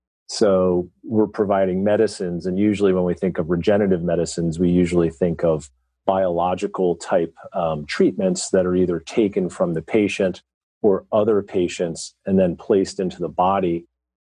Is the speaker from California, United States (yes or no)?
no; Philadelphia, Pennsylvania, United States; I'm from the Philadelphia area